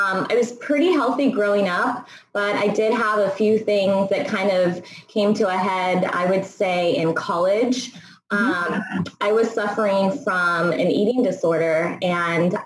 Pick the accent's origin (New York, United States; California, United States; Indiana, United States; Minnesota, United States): California, United States; Bay Area; I grew up in the Bay Area